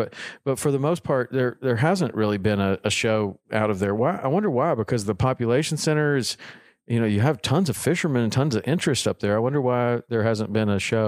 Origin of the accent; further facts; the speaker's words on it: Tennessee, United States; I grew up in Tennessee